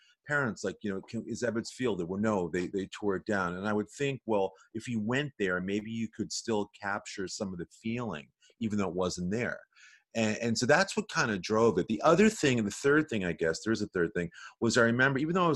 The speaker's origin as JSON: {"language": "English", "region": "New York", "country": "United States", "tie": "born or raised there", "said": "growing up in New York, I had a lot of family on my mom's side from Brooklyn"}